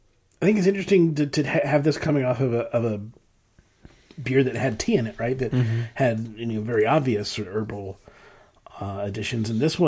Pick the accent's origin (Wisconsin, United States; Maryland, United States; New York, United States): Maryland, United States; Gaithersburg; this is from Gaithersburg, Maryland, which is, for the longest time, what I called where I grew up. Now they call the area I grew up in North Potomac.